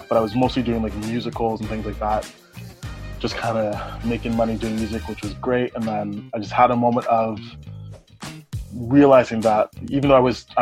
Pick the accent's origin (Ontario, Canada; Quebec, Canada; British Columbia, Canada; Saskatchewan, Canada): Ontario, Canada; Toronto; I grew up in Toronto, Canada